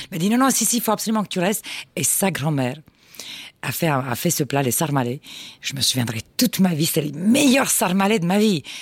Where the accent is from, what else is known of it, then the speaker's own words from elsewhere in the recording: Constanța, Constanța County, Romania; Je suis, plus, je suis né plus exactement à Constanța